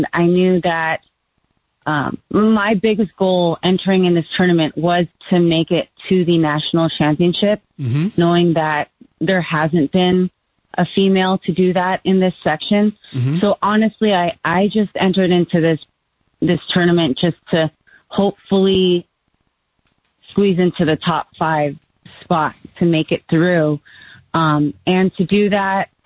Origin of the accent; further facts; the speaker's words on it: Southern California, United States; moved away; I'm originally from California. And immediately my dad got me into golf lessons, played junior Southern California junior golf, played for high school